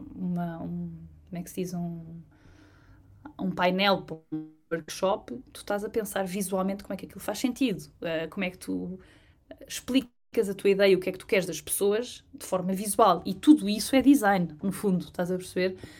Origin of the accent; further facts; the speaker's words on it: Trás-os-Montes, Portugal; moved away; also born or lived in London; tanto de trás os montes, que é de onde eu, de onde eu sou